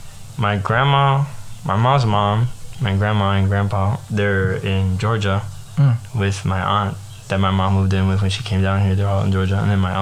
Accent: Bayamón, Puerto Rico; I'm from Bayamon, Puerto Rico.

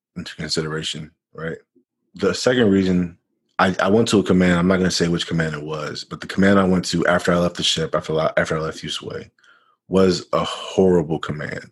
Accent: Florida, United States; I'm from Florida.

